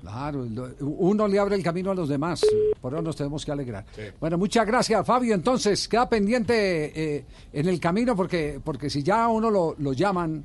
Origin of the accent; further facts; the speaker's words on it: Colombia; como colombiano